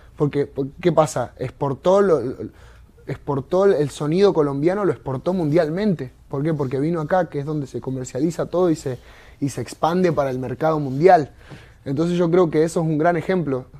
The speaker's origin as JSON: {"language": "Spanish", "country": "Argentina", "said": "yo vengo de Argentina, de un barrio que nada que ver, ¿entendés? Con Miami"}